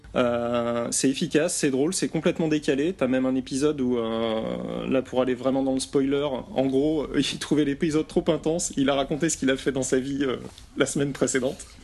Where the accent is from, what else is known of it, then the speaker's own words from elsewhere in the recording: France; je suis français